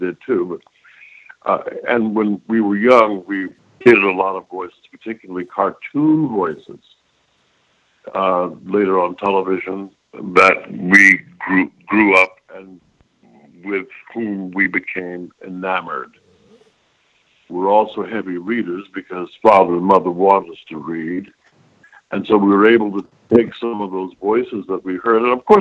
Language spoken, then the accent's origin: English; Baltimore, Maryland, United States; I was born in Baltimore